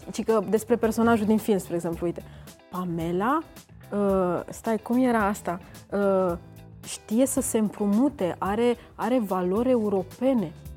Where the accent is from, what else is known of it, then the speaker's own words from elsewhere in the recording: Romania; eu am uh, am crescut în țara asta